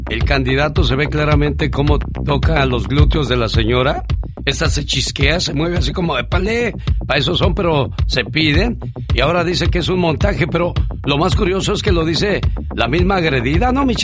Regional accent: Las Jícamas, Guanajuato, Mexico; Bien, gracias porque un día salí de las Jícamas, Guanajuato, pero

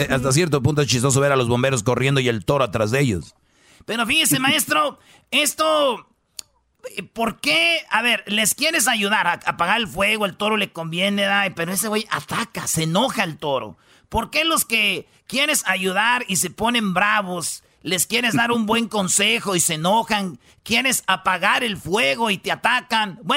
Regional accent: Mexico; como los mexicanos somos buenas personas, somos, nos gusta estar ahí con nuestra gente.

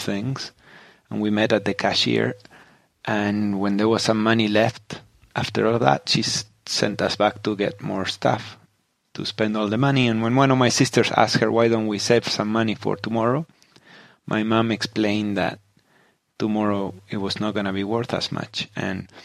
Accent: Patagonia, Argentina; moved away; also born or lived in Silicon Valley; I grew up in Patagonia in southern Argentina

